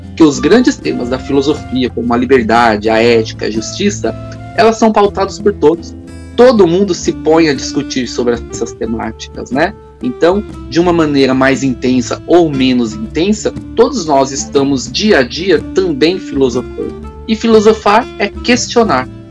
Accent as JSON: {"language": "Portuguese", "town": "Diadema", "region": "São Paulo", "country": "Brazil", "tie": "born or raised there", "also_born_or_lived": "Campinas", "said": "eu ingressei no cargo aqui em Diadema, que é a minha cidade natal"}